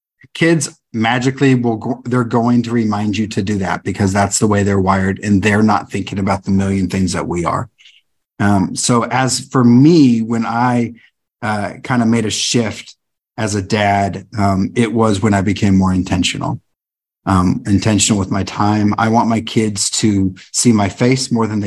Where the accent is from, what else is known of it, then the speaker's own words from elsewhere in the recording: California, United States; I grew up in California.